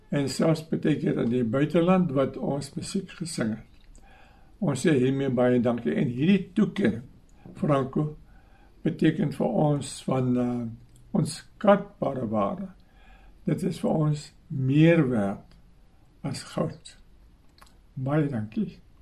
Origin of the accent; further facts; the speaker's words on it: southern Free State, South Africa; also born or lived in Stellenbosch; ons twee in die Suid-Vrystaat groot geword op 'n ou klein plek hier in die Suid-Vrystaat in die naam van Kaffervier.